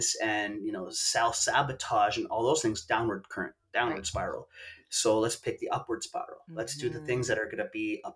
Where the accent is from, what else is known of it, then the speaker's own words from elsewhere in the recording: Vancouver, British Columbia, Canada; also born or lived in Bali; I grew up not far from here, but I'm not from this exact neighborhood. I'm from East